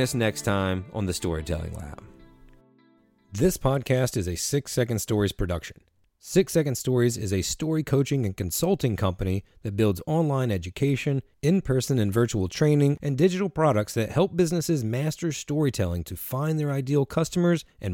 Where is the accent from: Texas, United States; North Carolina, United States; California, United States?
North Carolina, United States; Eastern; also born or lived in Durham, North Carolina; I'm in Durham, North Carolina, but I am from Eastern North Carolina, from the coast